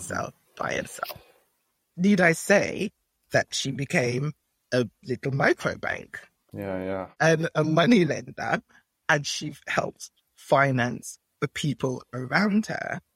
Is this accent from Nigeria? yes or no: yes; Nigeria; being Nigerian